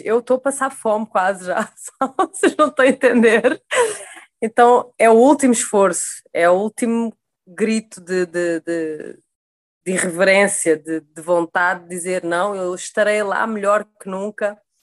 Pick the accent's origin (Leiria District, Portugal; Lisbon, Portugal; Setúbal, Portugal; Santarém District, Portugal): Setúbal, Portugal; Sesimbra; now in Rio de Janeiro, Brazil; eu sou de Sesimbra, Portugal, moro no Rio de Janeiro